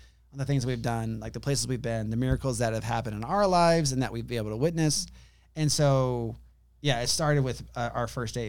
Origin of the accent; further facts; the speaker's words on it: California, United States; moved away as an adult; now in Godley, Texas, United States; we're from California